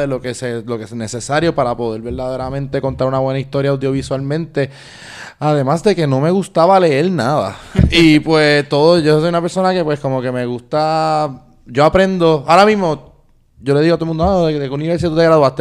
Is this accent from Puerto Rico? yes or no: yes; Puerto Rico; nosotros como puertorriqueños